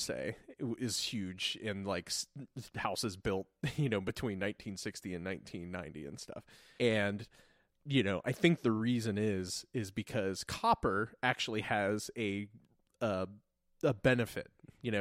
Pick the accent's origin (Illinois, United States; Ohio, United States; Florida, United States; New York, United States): Ohio, United States; Lancaster; we grew up in Lancaster, Ohio.